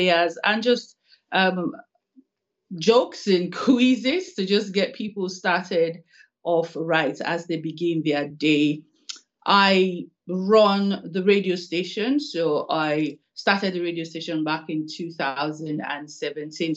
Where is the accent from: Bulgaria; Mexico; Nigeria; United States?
Nigeria; Warri, Delta; moved away as an adult; also born or lived in Lagos / Makurdi, Benue State / Kaduna / Port Harcourt; now in Edinburgh, United Kingdom; I was born in Warri. I schooled in Warri. I did my secondary school in Warri, Our Ladies High School